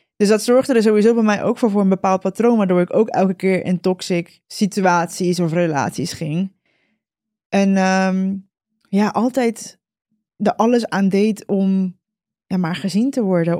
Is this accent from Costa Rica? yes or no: yes; Costa Rica; moved away; ik ben in Costa Rica geboren.